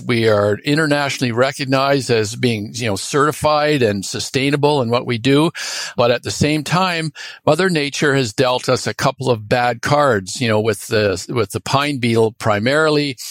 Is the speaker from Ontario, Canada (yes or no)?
yes; Toronto, Ontario, Canada; moved away as an adult; now in British Columbia, Canada; I grew up in Toronto